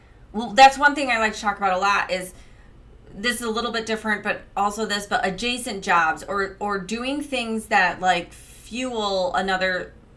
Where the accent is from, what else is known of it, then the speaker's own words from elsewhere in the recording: Detroit, Michigan, United States; moved away; in Michigan, I grew up in Detroit, and I'm, like, one of the few people that left.